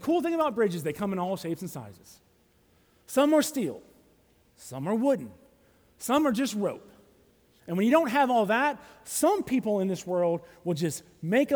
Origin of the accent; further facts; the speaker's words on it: Alabama, United States; now in Tallahassee, United States; I'm from Alabama.